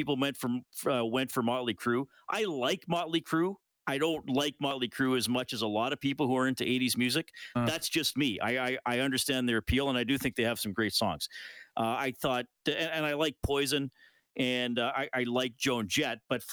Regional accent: Kitchener, Ontario, Canada; I was born in Kitchener, Waterloo.

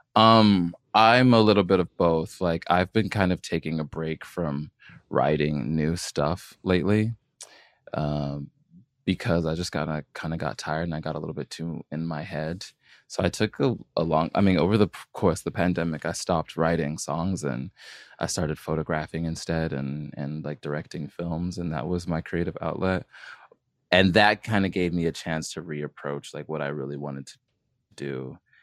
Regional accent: California, United States; as a kid growing up in California

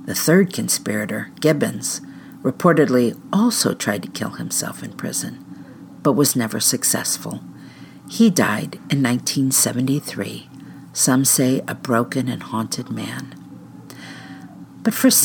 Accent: Barberton, Ohio, United States; my hometown, Barberton, Ohio.

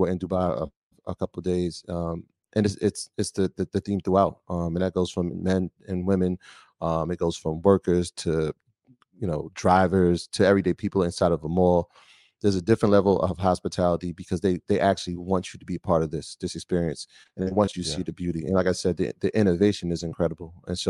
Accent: New York, United States; We come from New York

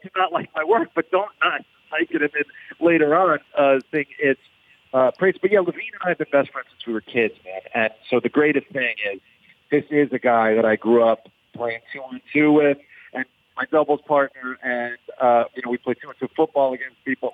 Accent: Westbury, New York, United States; also born or lived in Roslyn, New York; I grew up in Westbury first.

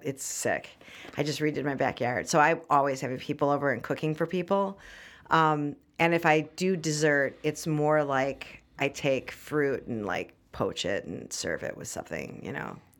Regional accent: Highland Park, Illinois, United States; I grew up in Highland Park

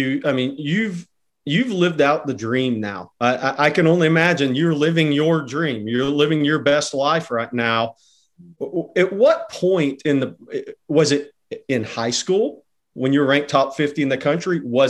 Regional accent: Friendswood, Texas, United States; I went to Friendswood.

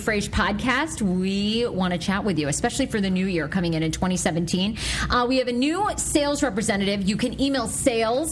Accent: Maine, United States; I'm from Maine

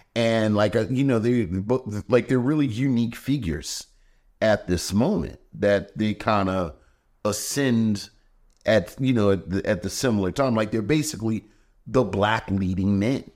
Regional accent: Baltimore, Maryland, United States; I'm from Baltimore

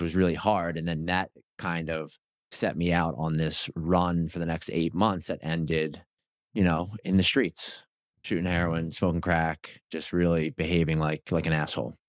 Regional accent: New Jersey, United States; I grew up in South Jersey

